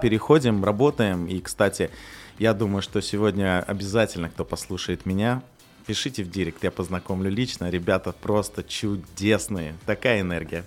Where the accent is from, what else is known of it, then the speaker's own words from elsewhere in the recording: Kyrgyzstan; also born or lived in Russia / Kazakhstan; now in Dubai, United Arab Emirates; я на самом деле сам из Кыргызстана